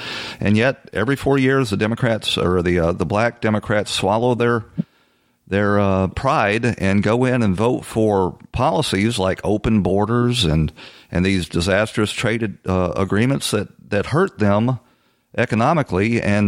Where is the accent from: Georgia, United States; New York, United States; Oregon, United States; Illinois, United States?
Georgia, United States; Atlanta; I'm from Atlanta. I spent 30 years in the fire department for the city of Atlanta, and I usually worked on the south side of Atlanta.